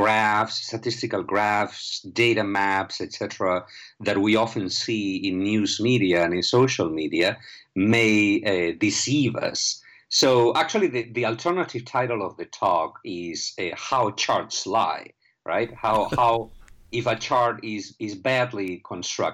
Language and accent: English; Spain; moved away; I am originally from Spain